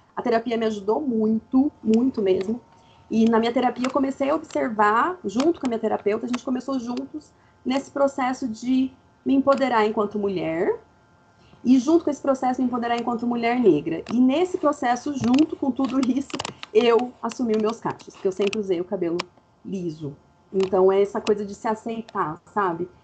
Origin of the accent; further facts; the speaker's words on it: Fernandópolis, São Paulo, Brazil; moved away as an adult; also born or lived in Campinas; now in Brasília, Brazil; eu sou de Fernandópolis, interior do interior do interior de São Paulo, mas hoje eu moro em Brasília